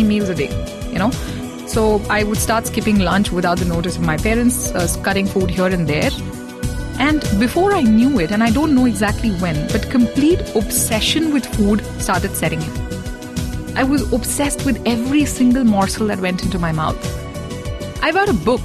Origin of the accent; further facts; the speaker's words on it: Mumbai, Maharashtra, India; I had a few many neighborhood aunties growing up in Bombay